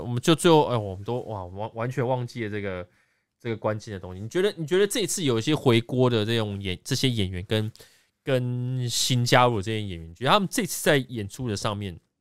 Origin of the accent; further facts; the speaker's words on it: Taiwan; 我们台湾这边